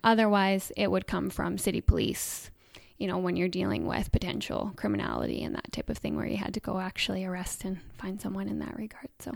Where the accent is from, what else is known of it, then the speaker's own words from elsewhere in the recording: Coutts, Alberta, Canada; moved away; I grew up in Coots